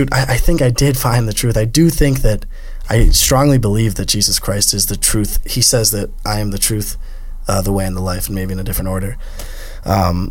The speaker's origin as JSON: {"language": "English", "country": "United States", "said": "I'm American"}